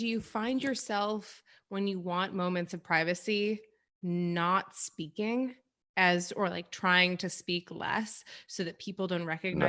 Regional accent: Rochester, New York, United States; I grew up in Rochester, New York

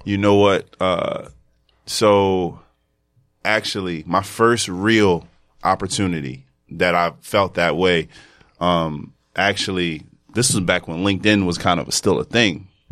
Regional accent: Philadelphia, Pennsylvania, United States; moved away as an adult; now in New York, United States; I'm from Philadelphia.

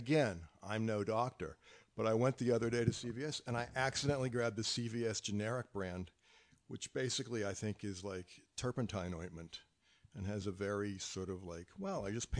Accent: the South, United States; But I'm from the South.

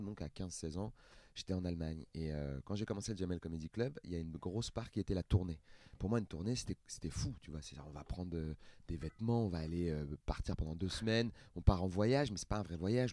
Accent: Seine-Saint-Denis, Île-de-France, France; j'ai grandi en Seine-Saint-Denis, j'ai pas beaucoup voyagé

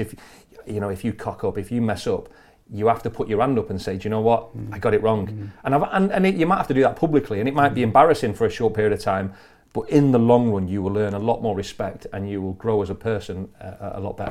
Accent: Blackpool, North West England, United Kingdom; in Blackpool okay. in Lancashire

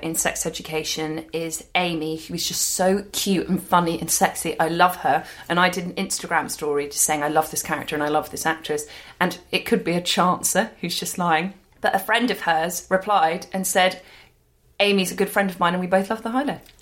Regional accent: London, United Kingdom; We were both too kids growing up in London

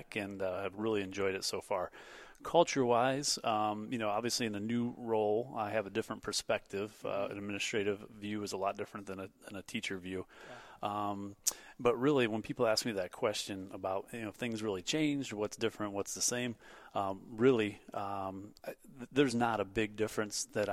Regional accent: Northwest Ohio, United States; also born or lived in Toledo, Ohio / Perrysburg, Ohio; I'm originally from Northwest Ohio. I graduated from Otsego High School

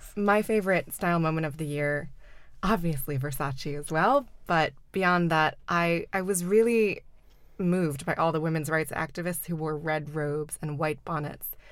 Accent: the South, United States; moved away; I grew up in the South

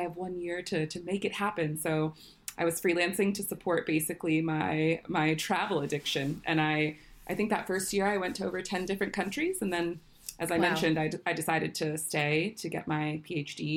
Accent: Washington, District of Columbia, United States; moved away as an adult; now in London, United Kingdom; I was born and raised in Washington, D.C.

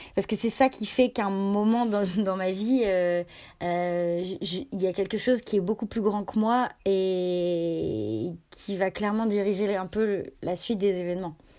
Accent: Annecy, Auvergne-Rhône-Alpes, France; J'ai grandi à Annecy, donc dans un dans un coin en Rhône-Alpes

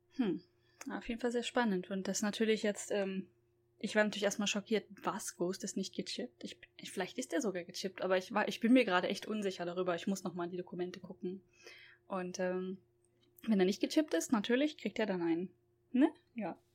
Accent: Germany; now in Japan; bei uns in Deutschland

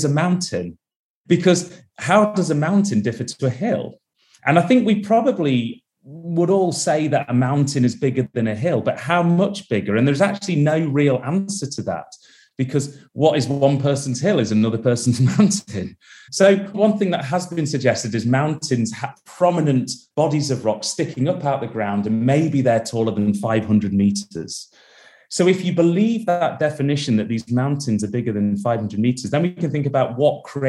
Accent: Derby, East Midlands, United Kingdom; now in Manchester, United Kingdom; I was born and raised in Derby in the UK. I now live just outside of Manchester

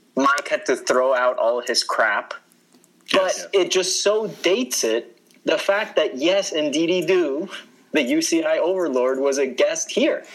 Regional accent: Colombia; now in United States; we're from Colombia. We live in the United States

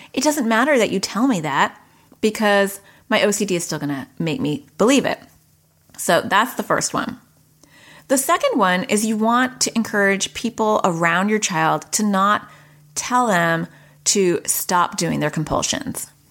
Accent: New York, United States; now in Arizona, United States; I'm from, I was born in New York and I live in Arizona

